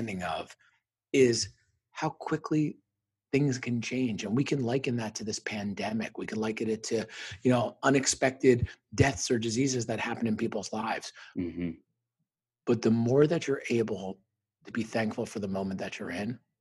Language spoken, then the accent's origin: English; Parsippany, New Jersey, United States; moved away; where I grew up in Northern New Jersey, probably about 20 miles outside New York City in Parsippany